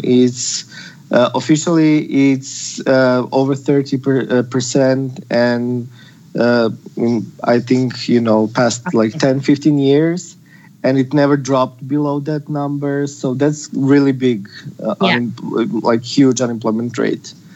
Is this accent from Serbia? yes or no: yes; Serbia; now in Skopje, North Macedonia; Originally, I'm from Serbia, but my mom is from Macedonia and from Skopje